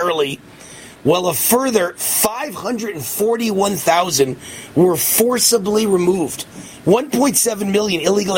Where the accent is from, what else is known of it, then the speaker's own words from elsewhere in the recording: New York, United States; I'm from New York. I'm from the streets of New York.